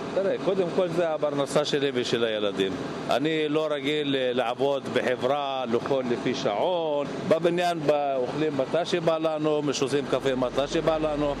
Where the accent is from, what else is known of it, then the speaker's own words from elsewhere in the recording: Israel; now in Qalqilya; אני גדלתי פה